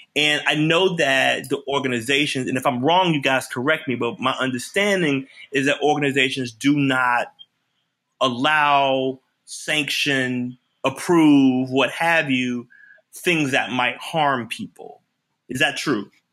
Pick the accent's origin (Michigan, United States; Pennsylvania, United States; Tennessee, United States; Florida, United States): Tennessee, United States; Memphis; moved away; I'm from Memphis